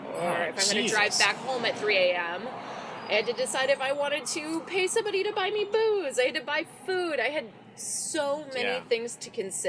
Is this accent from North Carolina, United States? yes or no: no; Prescott Valley, Arizona, United States; I am from Prescott Valley. Prescott Valley.